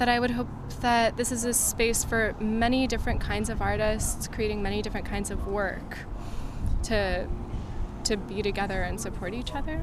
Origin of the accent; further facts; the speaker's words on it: Santa Fe, New Mexico, United States; I'm from Santa Fe, New Mexico